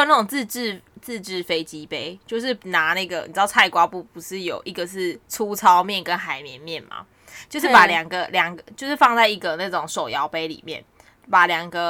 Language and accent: Chinese; Taiwan; now in Australia; 因为我们是台湾人嘛，